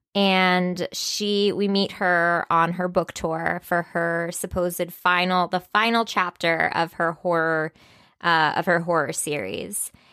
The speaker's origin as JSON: {"language": "English", "region": "Texas", "country": "United States", "tie": "born or raised there", "said": "I was born in Texas."}